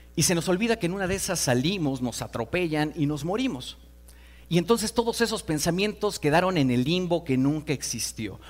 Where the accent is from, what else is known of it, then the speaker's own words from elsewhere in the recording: Mexico City, Mexico; vengo de Iztapalapa